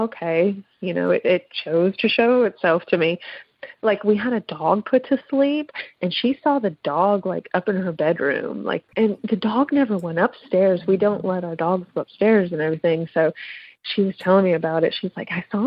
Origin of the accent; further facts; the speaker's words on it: Pennsylvania, United States; I'm from Pennsylvania